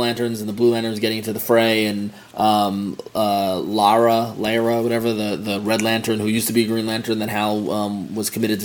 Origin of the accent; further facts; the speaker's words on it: Long Island, New York, United States; I grew up on Long Island, Staten Island.